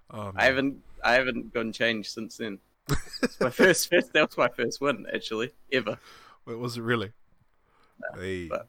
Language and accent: English; Wellington, New Zealand; born there; And I was born in Wellington, New Zealand.